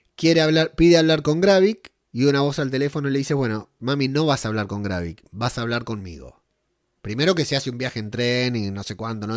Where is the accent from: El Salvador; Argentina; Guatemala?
Argentina; moved away as an adult; now in Spain